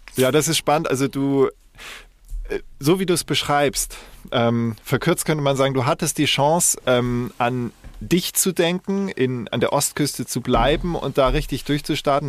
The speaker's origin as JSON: {"language": "German", "town": "Koblenz", "region": "Rhineland-Palatinate", "country": "Germany", "tie": "born or raised there", "also_born_or_lived": "Munich / Rottach-Egern / Ilmenau / Stralsund (ancestry)", "moved": "yes", "lives_now": "Hamburg, Germany", "said": "bin in München geboren ähm, und äh, im Rheinland in Koblenz aufgewachsen. Also ich war äh, ersten fünf Jahre meines Lebens war ich südlich von München"}